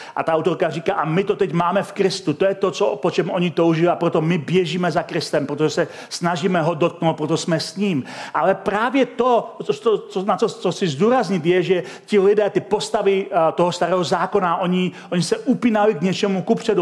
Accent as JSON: {"language": "Czech", "country": "Czechia", "also_born_or_lived": "Chomutov", "said": "my jako Češi"}